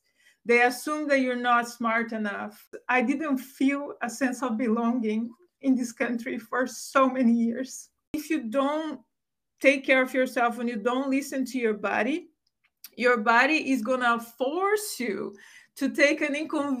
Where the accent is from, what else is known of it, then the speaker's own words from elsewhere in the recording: Brazil; English is a second language; moved away as an adult; now in United States; I grew up in Brazil. I grew up in a very humble household.